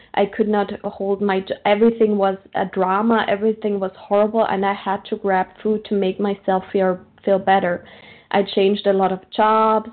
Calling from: Austria; I'm calling from Austria, Central European time.

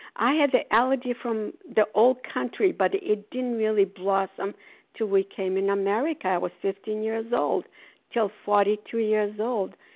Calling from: Port Charlotte, Florida, United States; calling from Port Charlotte, Florida

